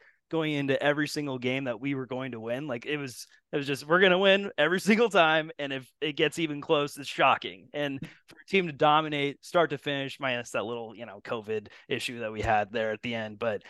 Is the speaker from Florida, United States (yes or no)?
no; Spokane, Washington, United States; So I'm actually from the Pacific Northwest. Originally, I'm from a little town called Spokane, Washington